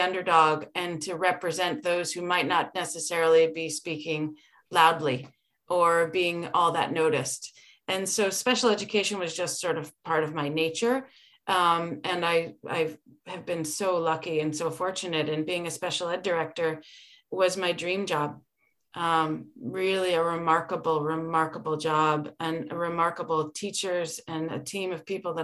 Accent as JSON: {"language": "English", "town": "Berlin", "region": "Connecticut", "country": "United States", "tie": "born or raised there", "said": "I grew up in Berlin"}